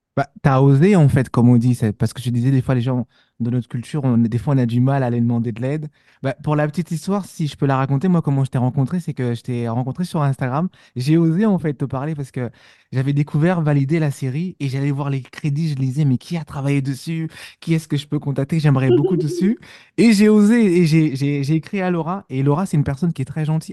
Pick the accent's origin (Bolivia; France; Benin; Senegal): France; Montfermeil, Île-de-France; j'ai grandi dans les cités, je viens de Montfermeil, euh, dans le 93